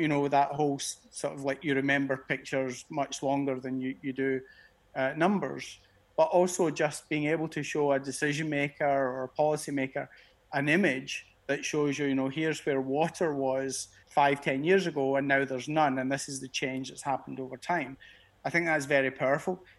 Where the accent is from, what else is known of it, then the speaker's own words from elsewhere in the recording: Glasgow, Scotland, United Kingdom; moved away as an adult; now in Geneva, Switzerland; I'm a Glasgow guy. Being being Scottish